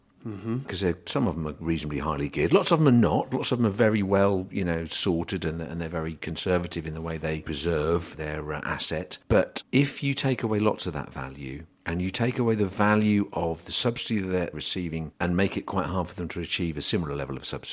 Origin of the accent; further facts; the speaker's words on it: England, United Kingdom; We're still English.